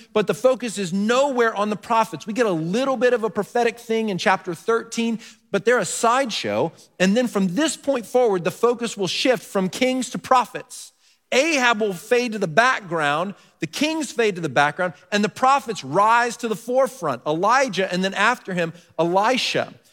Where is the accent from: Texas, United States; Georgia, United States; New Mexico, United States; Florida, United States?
Texas, United States; I grew up in Texas